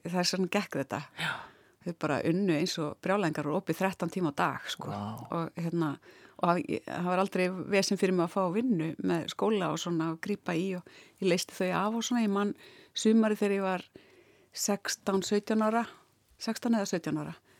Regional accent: Ísafjörður, Westfjords, Iceland; moved away as an adult; also born or lived in Reykjavík; svo fluttu við aftur 1981 þegar ég er 11 ára og e, þannig að ég var þarna frá 11 ára aldrei og fram yfir mentó

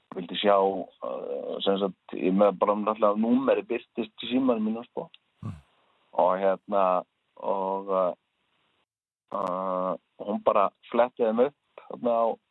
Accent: Iceland; ég er frá Íslandi

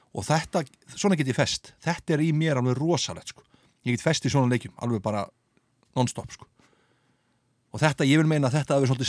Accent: Reykjavík, Capital Region, Iceland; ég flytti upp í Selos

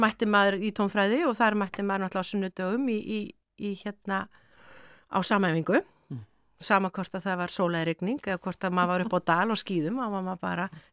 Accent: Ísafjörður, Westfjords, Iceland; moved away as an adult; ár frá því að ég hafði flutt frá Ísafjörði mm. 86 bara eftir stúdentinn

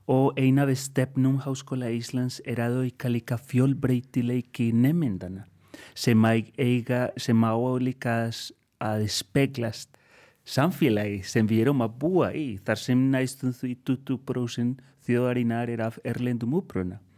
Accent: Colombia; Icelandic is a second language; now in Iceland; og ég er upprunalega frá Kolumbíu en er búinn að vera hér í 16 ár

